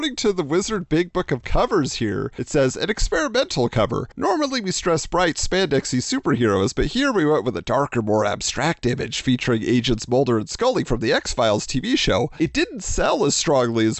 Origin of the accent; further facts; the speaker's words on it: Irvine, California, United States; my hometown, according to Steven. Yeah, Irvine